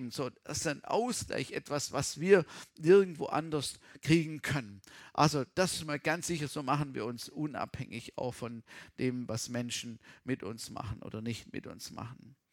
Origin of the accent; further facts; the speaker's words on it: Baden-Württemberg, Germany; Also ich komme aus dem Schwarzwald und meine Eltern hatten immer Feriengäste